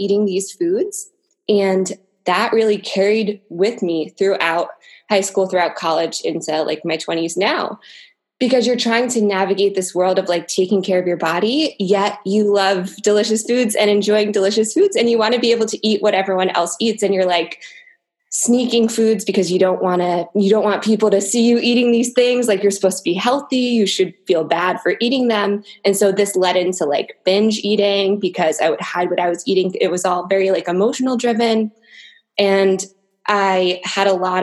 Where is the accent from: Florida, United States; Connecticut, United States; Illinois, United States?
Connecticut, United States; now in New Jersey, United States; I grew up in Connecticut and now I live in New Jersey